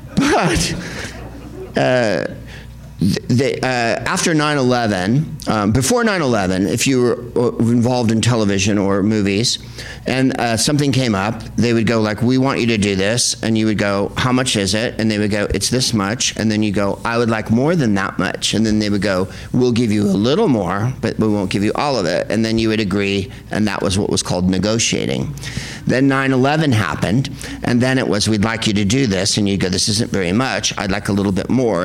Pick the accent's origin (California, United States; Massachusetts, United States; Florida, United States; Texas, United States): California, United States; San Carlos; also born or lived in San Francisco; now in Los Angeles, United States; I am from San Carlos, California, the whitest place on earth home of the Plain Yogurt Festival.